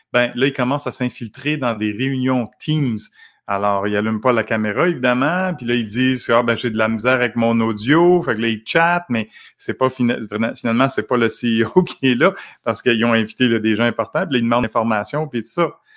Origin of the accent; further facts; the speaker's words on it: Canada; en tant que Canadien